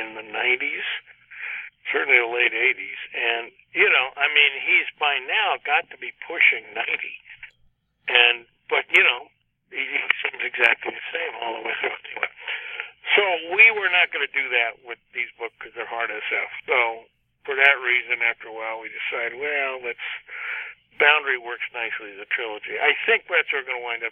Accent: East Chicago, Indiana, United States; right where I live in the real world, my hometown of East Chicago

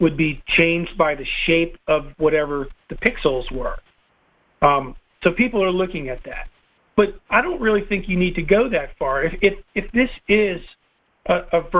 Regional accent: Northern United States, United States; accent: Yankee; also born or lived in Knoxville, Tennessee; I lose my Yankee accent.

